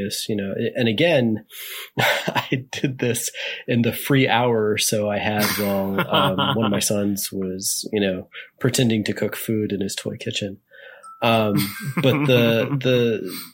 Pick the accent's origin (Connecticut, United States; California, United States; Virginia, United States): Virginia, United States; Richmond; Richmond, Virginia, my hometown